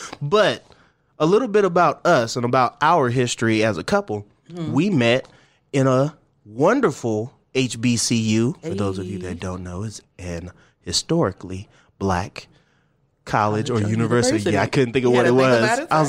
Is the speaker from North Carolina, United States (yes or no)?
no; Twentynine Palms, California, United States; also born or lived in the South; 29 Palms. That's right. My hometown is a military town. So I found myself being a California boy, even though we moved around a lot.